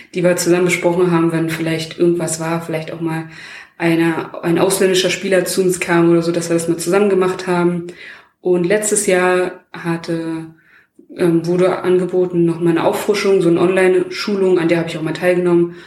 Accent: Bestensee, Brandenburg, Germany; bin ich halt in Bestensee groß geworden

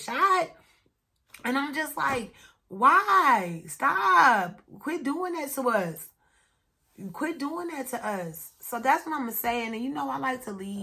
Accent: Kansas City, United States; I'm from Kansas City. I've been running from gunshots all my whole childhood and growing up

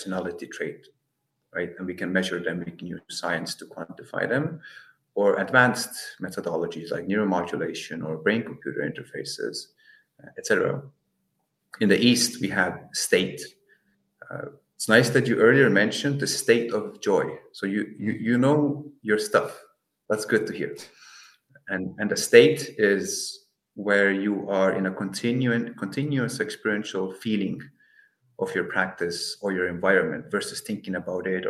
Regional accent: Estonia; now in Netherlands; I'm from Estonia, I'm in the Netherlands, I've lived in a lot of places

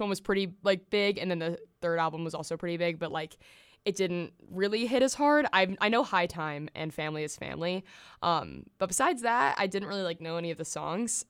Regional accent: the South, United States; I grew up in the South

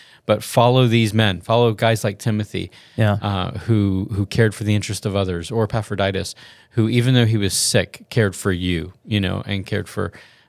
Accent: the South, United States; Yeah, so I'm from the South, and so that's why I know that.

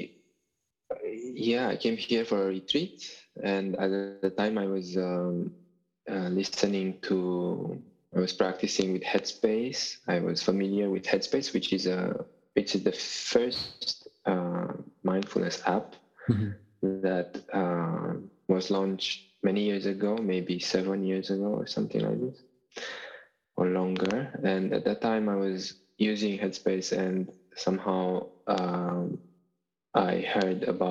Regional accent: Bucharest, Romania; moved away as an adult; also born or lived in United Kingdom; now in France; I'm originally from Bucharest, from Romania

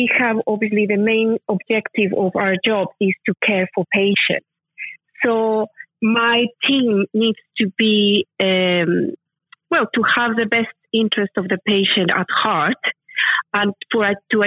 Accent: Mexico City, Mexico; now in United Kingdom; I am from Mexico City, and my dad, when we were growing up, we were just a middle class family

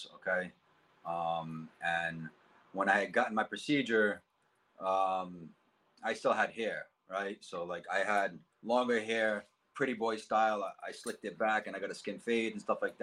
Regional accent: Cranston, Rhode Island, United States; I grew up in Cranston, Rhode Island, Knightsville area, my whole life

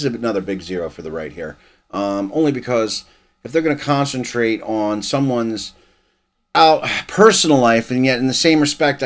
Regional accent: United States; I'm an American

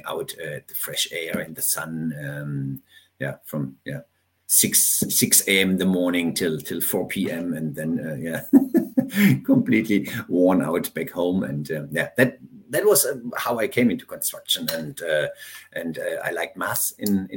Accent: Hohenlohe, Baden-Württemberg, Germany; I'm from southern Germany. I grew up in the countryside, 1 hour north of Stuttgart, which is called Hohenlohe.

